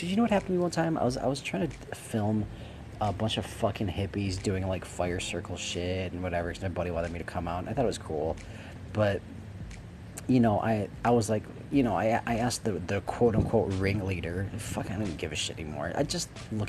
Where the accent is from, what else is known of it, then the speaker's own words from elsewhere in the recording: Wisconsin, United States; I came from Wisconsin. I hated it in Wisconsin. Really couldn't get along with folks in Wisconsin.